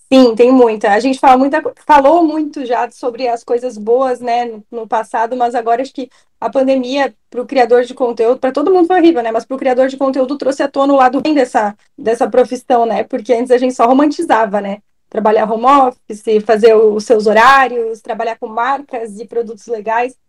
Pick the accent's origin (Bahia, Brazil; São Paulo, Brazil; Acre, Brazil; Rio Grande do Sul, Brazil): Rio Grande do Sul, Brazil; also born or lived in Londrina, Paraná; now in Santa Catarina, Brazil; Eu sou gaúcha, morei em Londrina e agora moro em Santa Catarina